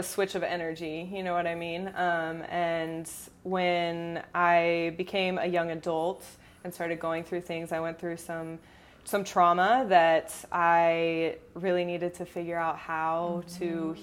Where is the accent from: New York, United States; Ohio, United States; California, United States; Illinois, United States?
California, United States; Orange County; now in San Diego, United States; born and raised in Orange County. I moved to San Diego when I was around 18 years old.